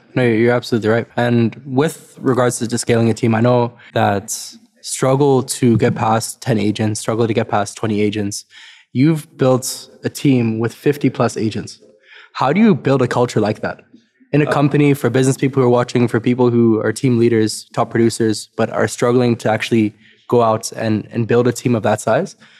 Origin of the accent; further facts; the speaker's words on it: South Africa; now in Canada; I'm, I'm from South Africa originally